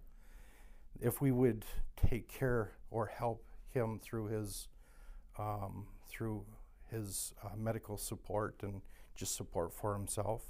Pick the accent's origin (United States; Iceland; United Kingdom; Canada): Canada; I'm Canadian. I drive back and forth every day.